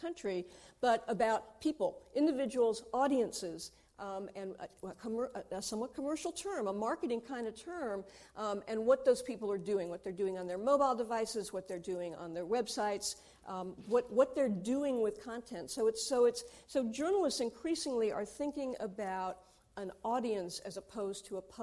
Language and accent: English; United States; I'm American